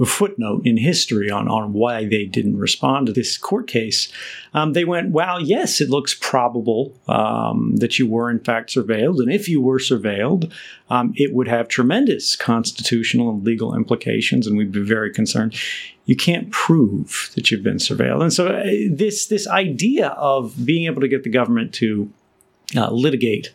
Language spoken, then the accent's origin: English; United States